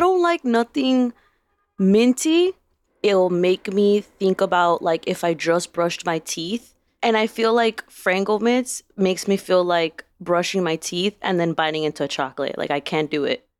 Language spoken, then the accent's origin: English; Chicago, Illinois, United States; I grew up on the Southwest side, and I had, like, four corner stores that I could walk to within ten minutes